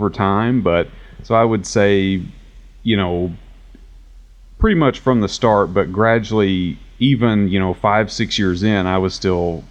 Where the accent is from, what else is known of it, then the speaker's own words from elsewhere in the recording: Paducah, Kentucky, United States; moved away as an adult; now in Nashville, United States; I moved from Paducah, Kentucky, which is where I'm from